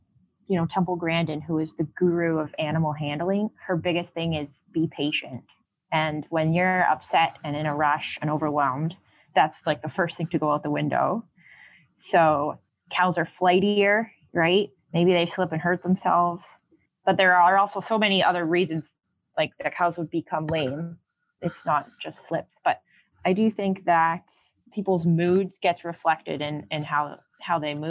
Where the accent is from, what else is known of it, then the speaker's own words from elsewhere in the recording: Canada; I'm so Canadian.